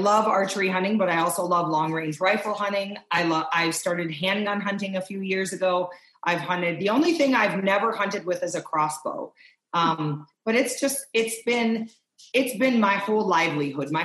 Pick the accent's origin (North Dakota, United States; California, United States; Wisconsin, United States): Wisconsin, United States; I grew up in Wisconsin